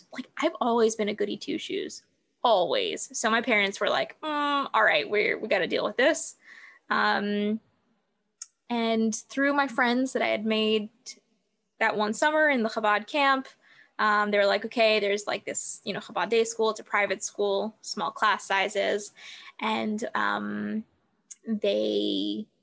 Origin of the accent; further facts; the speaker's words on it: Southern California, United States; I was born and raised in Southern California